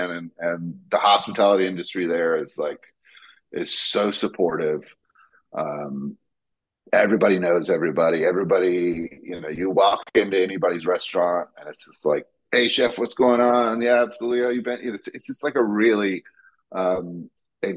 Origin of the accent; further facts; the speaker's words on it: Gainesville, Florida, United States; now in Savannah, United States; I was born and raised in Gainesville.